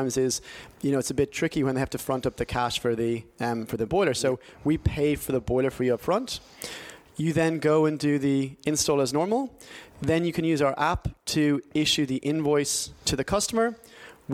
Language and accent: English; Ireland; moved away as an adult; now in London, United Kingdom; born and bred in Ireland. I was there until I was about sort of 21, 22. And then I came across here and did a master's degree and been in London for about sort of 12 years now.